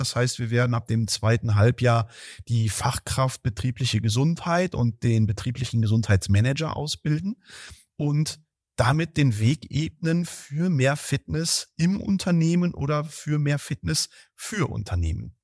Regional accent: Heeren, Germany; moved away; in meinem Heimatdorf, wo fünfhundert Seelen in Heeren, jetzt wisst ihr, wo ich herkomme

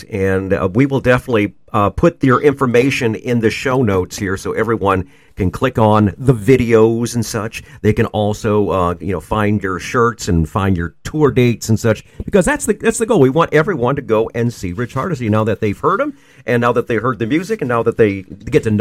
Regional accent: La Porte, Indiana, United States; Indiana, is my hometown, and I love

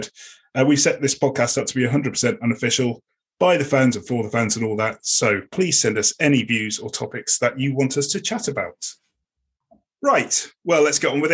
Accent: Leicester, East Midlands, United Kingdom; also born or lived in Sydney / London; now in West Country, England; I grew up in Leicester

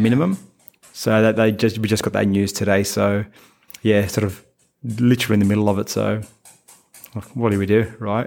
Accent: Sydney, New South Wales, Australia; we're both from Sydney

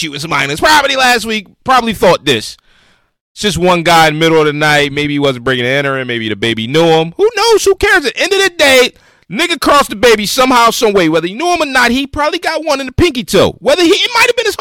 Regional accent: Philadelphia, Pennsylvania, United States

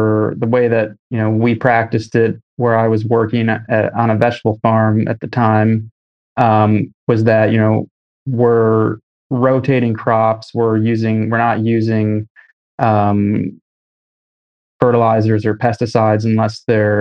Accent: Michigan, United States; moved away as an adult; now in New York, United States; I was growing up in Michigan

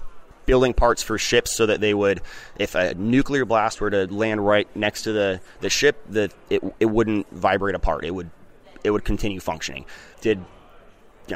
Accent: Grants Pass, Oregon, United States; It's my hometown. It's all I know

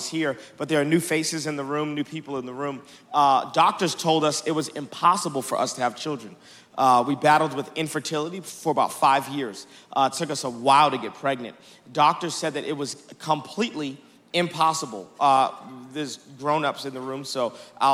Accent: Dallas, Texas, United States; I am from Dallas, Texas.

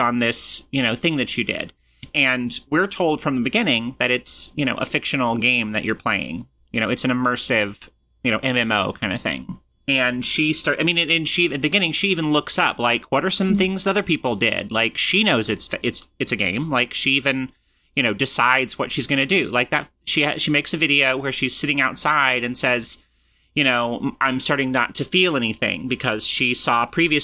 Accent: Johnson City, Tennessee, United States; moved away; where I'm from in Tennessee is, like, all new stuff.

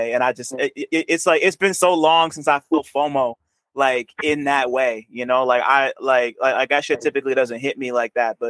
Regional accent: Montclair, New Jersey, United States; also born or lived in New York; I was born in New York, but I was raised in Jersey.

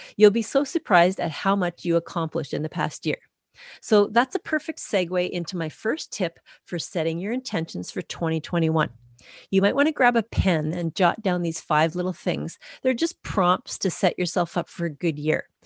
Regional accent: Canada; I'm a Canadian through and through.

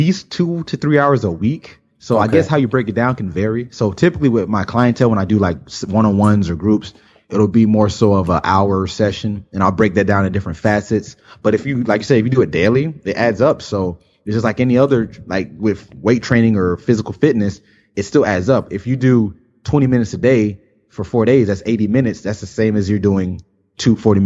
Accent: South Florida, United States; I've lived in South Florida my whole life

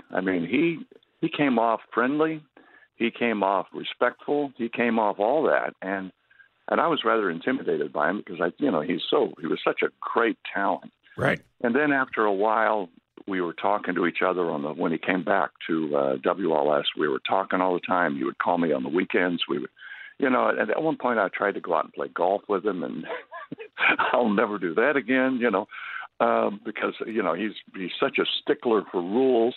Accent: Topeka, Kansas, United States; moved away; also born or lived in New York / Chicago; when I was a kid, I grew up in Topeka, Kansas, and I started radio while I was in high school

